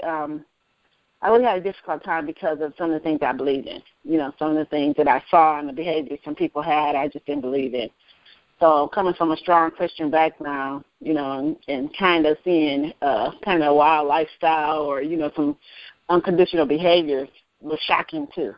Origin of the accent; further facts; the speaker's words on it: Grand Rapids, Michigan, United States; I grew up in Grand Rapids, Michigan.